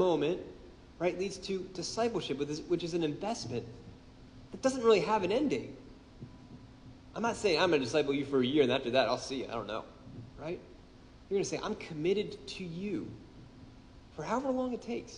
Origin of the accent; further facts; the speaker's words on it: Baltimore, Maryland, United States; I'm from Baltimore. I'm one of the few of you people who stayed